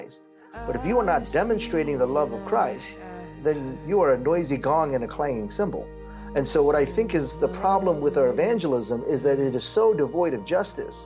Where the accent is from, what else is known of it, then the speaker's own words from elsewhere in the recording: South Korea; now in United States; I was born in Korea